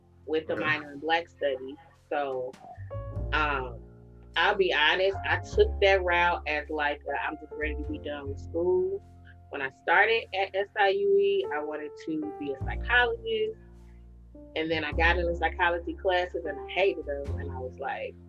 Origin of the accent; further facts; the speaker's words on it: Chicago, Illinois, United States; I was born and raised in Chicago.